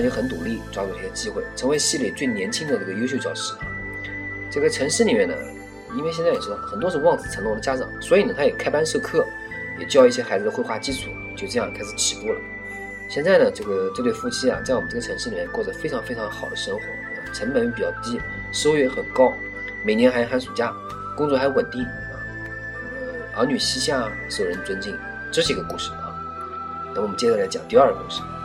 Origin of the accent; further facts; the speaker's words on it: a small city on the Yangtze River, Yangtze River area, China; 我出生在一个长江边的一个算是四线城市啊，三四线城市应该说，历史其实很悠久，过去呢，其实也是个非常响当当的商铺